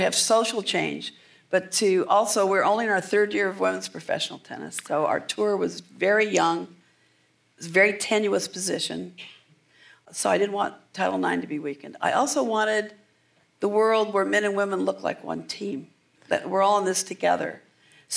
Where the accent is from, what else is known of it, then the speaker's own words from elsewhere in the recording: Southern California, United States; We're both from Southern California